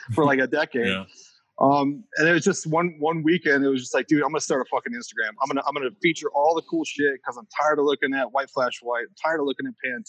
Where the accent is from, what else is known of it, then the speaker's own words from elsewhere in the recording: Northwest Indiana, United States; moved away as an adult; also born or lived in Chicago; I grew up in Northwest Indiana, moved to Chicago.